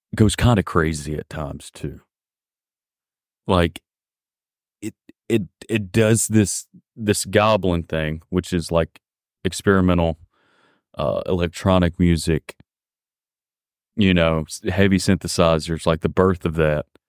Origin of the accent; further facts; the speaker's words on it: Mississippi, United States; accent: deep southern drawl; moved away as an adult; now in Sweden; I'm an American, I'm from Mississippi.